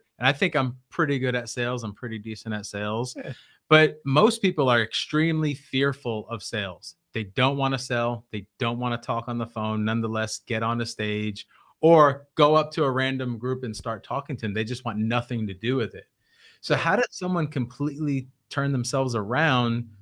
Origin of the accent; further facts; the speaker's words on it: New York City, New York, United States; my wife and I, born and raised in Brooklyn, New York, we're raised in some tough neighborhoods